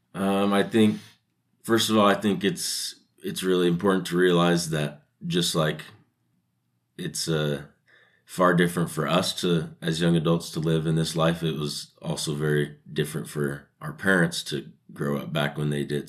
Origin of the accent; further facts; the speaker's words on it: Sacramento, California, United States; moved away as an adult; also born or lived in Utah; I was born and raised in Sacramento, California